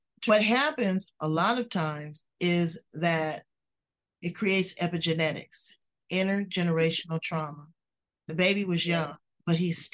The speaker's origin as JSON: {"language": "English", "town": "Los Angeles", "region": "California", "country": "United States", "said": "I'm originally from Los Angeles"}